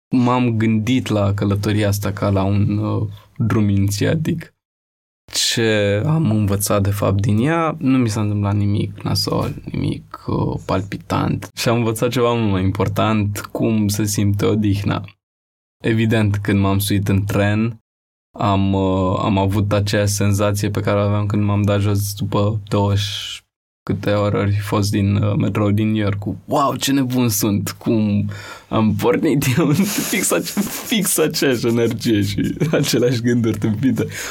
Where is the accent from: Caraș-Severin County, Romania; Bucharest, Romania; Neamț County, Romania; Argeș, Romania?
Bucharest, Romania; Am crescut în Rahova